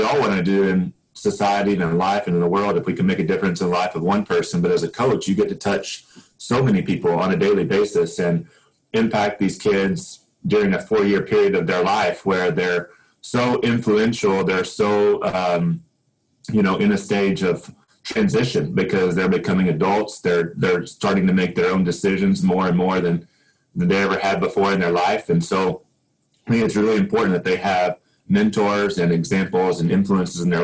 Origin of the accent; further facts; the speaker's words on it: Oklahoma, United States; I grew up in Oklahoma. I was born in Oklahoma and spent a lot of time here.